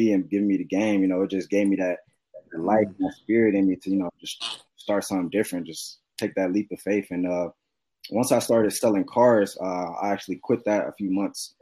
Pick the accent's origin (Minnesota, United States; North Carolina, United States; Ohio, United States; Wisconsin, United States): Ohio, United States; Cleveland; I'm from Cleveland, Ohio